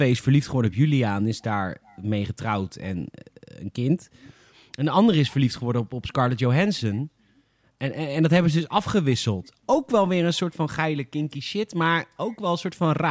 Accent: Alphen aan den Rijn, South Holland, Netherlands; ik kom uit Alphen.

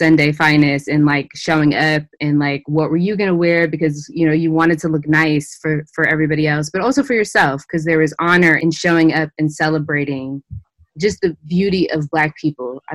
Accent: Berkeley, California, United States; I grew up in Berkeley, California

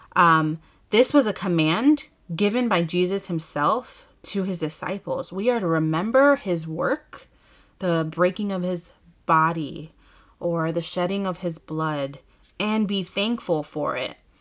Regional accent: Chicago, Illinois, United States; here in my hometown in Chicago

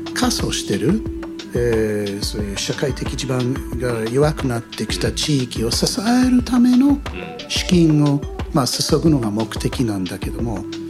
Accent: United States; Japanese is a second language; also born or lived in United Kingdom / Iya, Japan; now in Japan; 子供の頃の例えばアメリカにいた頃

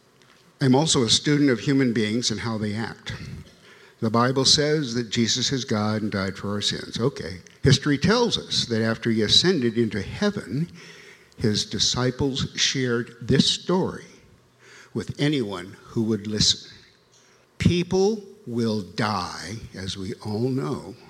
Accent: Longview, Washington, United States; moved away as an adult; also born or lived in Tacoma / Baltimore / Hartford / New Haven; I was born in Tacoma, raised in Longview

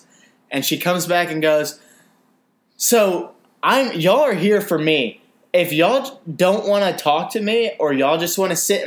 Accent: Auburn, Alabama, United States; We're from Auburn.

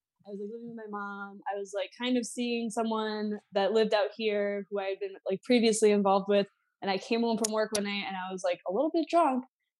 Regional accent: Boston, Massachusetts, United States; I ended up here. I was born and raised in Boston, Massachusetts.

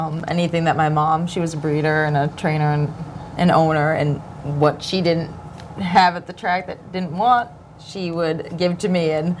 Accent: New England, Massachusetts, United States; moved away as an adult; now in Florida, United States; what I was used to growing up in New England

